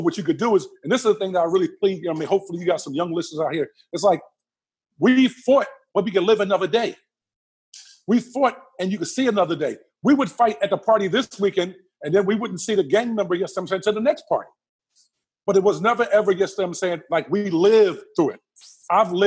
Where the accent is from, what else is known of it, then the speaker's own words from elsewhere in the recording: Philadelphia, Pennsylvania, United States; a young 20-year-old growing up in Southwest Philadelphia